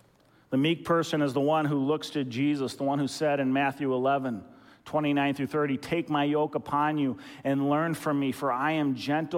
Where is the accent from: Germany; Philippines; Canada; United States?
Philippines; When I was a young kid growing up in the Philippines, my family served as missionaries in the Philippines